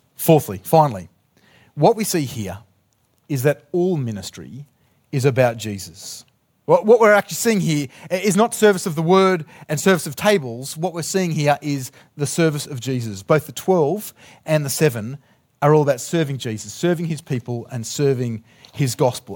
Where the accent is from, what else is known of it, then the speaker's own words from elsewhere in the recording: Australia; I'm from Australia.